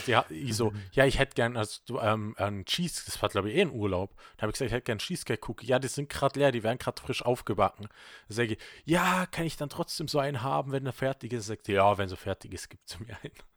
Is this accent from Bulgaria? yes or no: no; Vorarlberg, Austria; bei uns in Vorarlberg gibt es halt leider kein Subway